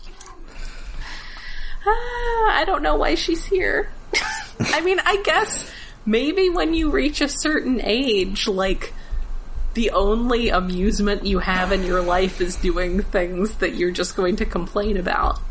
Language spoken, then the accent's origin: English; Alabama, United States; I grew up in Alabama.